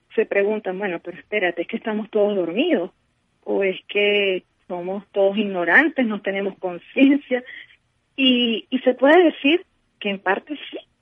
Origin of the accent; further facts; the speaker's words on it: Venezuela; en nuestro amado país